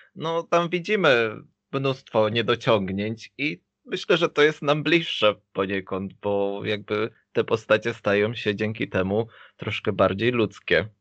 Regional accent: Poland; moved away as an adult

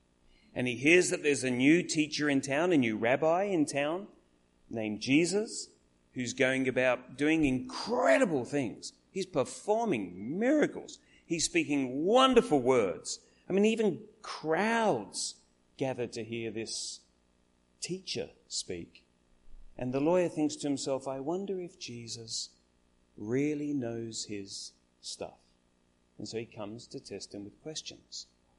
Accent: Adelaide, South Australia, Australia; now in Melbourne, Australia; had been there, and we came back to Adelaide. We live in Melbourne now. We've lived everywhere. We're kind of from Adelaide.

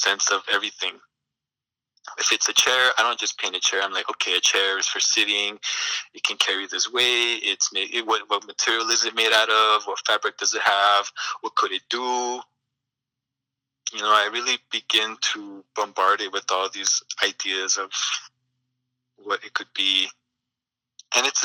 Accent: Sacramento, California, United States; moved away as an adult; now in Salinas, United States; I've been living in Salinas for the past 5 years. Originally, I'm from Sacramento

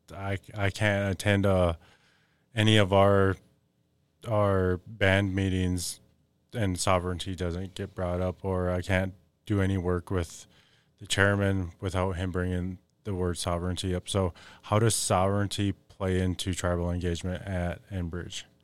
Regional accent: Fond du Lac Reservation, Minnesota, United States; I'm Ojibwe from the Fond du Lac Reservation

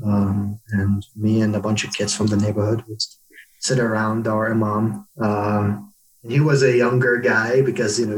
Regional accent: Baghdad, Baghdad Governorate, Iraq; moved away; I was born in Baghdad in Iraq

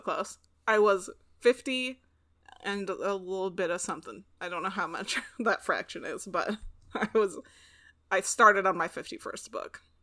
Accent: Pacific Northwest, United States; growing up in the Pacific Northwest

